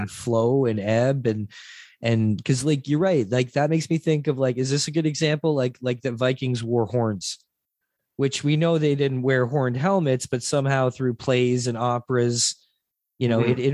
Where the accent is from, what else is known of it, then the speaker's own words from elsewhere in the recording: St. Catharines, Ontario, Canada; I grew up in St. Catharines, small little like GM town